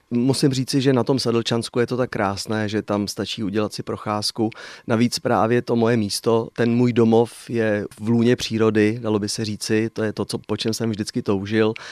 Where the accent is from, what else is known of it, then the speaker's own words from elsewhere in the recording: České Budějovice, South Bohemian Region, Czechia; now in Sedlčany region, Czech Republic; budějovický rodák mám k Budějovicím pořád je velmi silný vztah